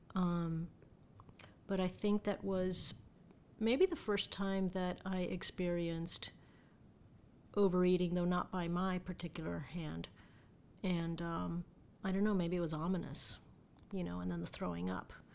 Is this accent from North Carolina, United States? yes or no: no; Miami, Florida, United States; I was born and raised in Miami, and, um, my parents are, uh, Cuban.